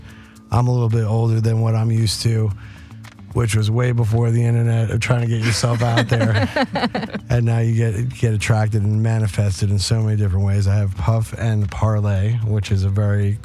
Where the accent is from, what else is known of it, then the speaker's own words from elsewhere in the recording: New York, United States; also born or lived in Las Vegas, Nevada / Southern California; now in California, United States; I grew up in New York, East Coast, way different attitudes